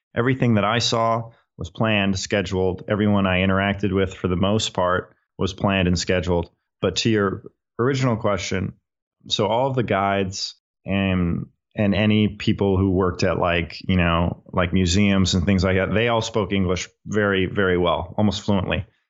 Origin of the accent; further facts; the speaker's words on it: Minnesota, United States; I'm from Minnesota. I'm from the United States